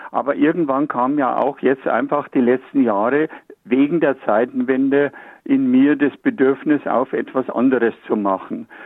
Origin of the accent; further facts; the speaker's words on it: Munich, Bavaria, Germany; ja ein Bayer. Ich bin ja aus München.